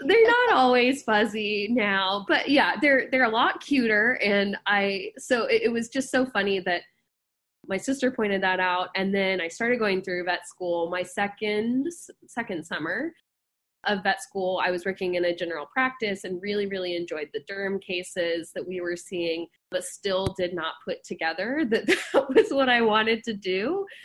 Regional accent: Dallas, Texas, United States; moved away as an adult; also born or lived in Athens, Georgia / New Orleans / Houston; now in Davis, United States; I grew up in Dallas, Texas

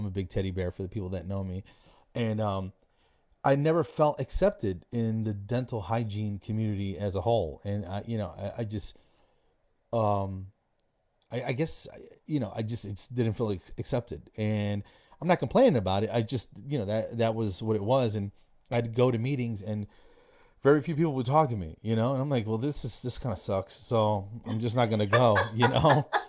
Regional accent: Passaic, New Jersey, United States; now in Atlanta, United States; I grew up in New Jersey

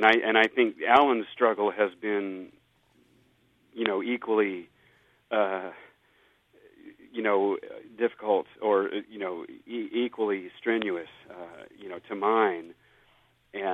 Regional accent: United States; I grew up in the Southern Baptist tradition, and I'm actually even a preacher's kid.

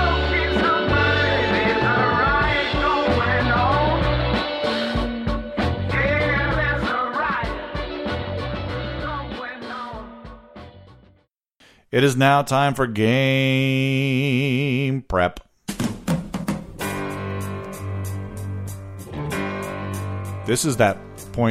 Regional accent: United States; We're American.

